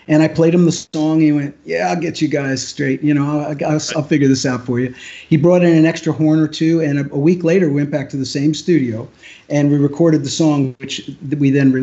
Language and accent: English; Pennsylvania, United States; moved away as an adult; also born or lived in New York City; I grew up in Pennsylvania